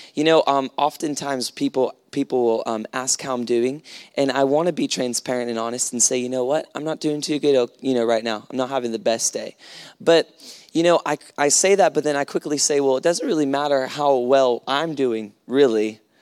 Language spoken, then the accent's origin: English; United States; moved away; I come from America